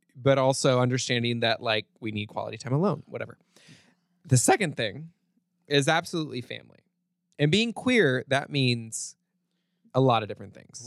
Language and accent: English; Kansas, United States; I grew up in Kansas